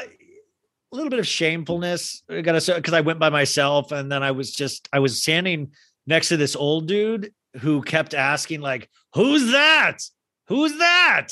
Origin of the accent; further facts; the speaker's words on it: United States; I'm an American